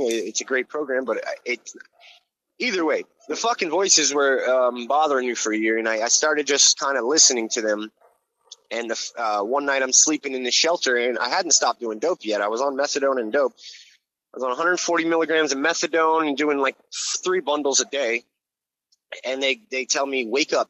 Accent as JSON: {"language": "English", "region": "Hawaii", "country": "United States", "tie": "born or raised there", "also_born_or_lived": "Florida", "moved": "yes", "lives_now": "New York, United States", "said": "I grew up in Hawaii and I lived in Florida"}